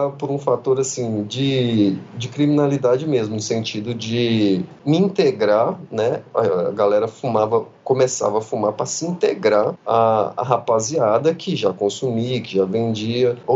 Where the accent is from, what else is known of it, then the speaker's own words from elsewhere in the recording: Minas Gerais, Brazil; Para mim, na minha quebrada lá em Minas Gerais, enquanto eu estava lá.